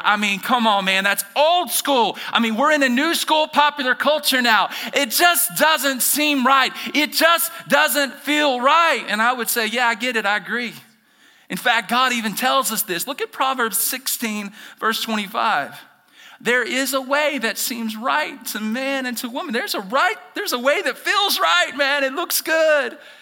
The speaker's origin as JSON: {"language": "English", "region": "Alabama", "country": "United States", "moved": "as an adult", "said": "I'm originally from Alabama"}